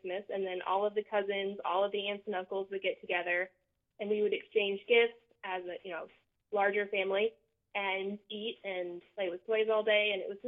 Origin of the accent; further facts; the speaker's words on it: Wisconsin, United States; I'm from Wisconsin, so we always had snow